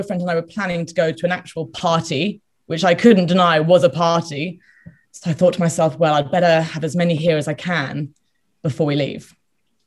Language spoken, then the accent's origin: English; United Kingdom; I'm British, there's a big drinking culture here